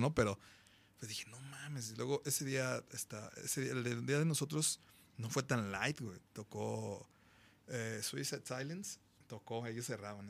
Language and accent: Spanish; Guadalajara, Jalisco, Mexico; Somos más chingón de Guadalajara, Jalisco, México, la tierra del mariachi.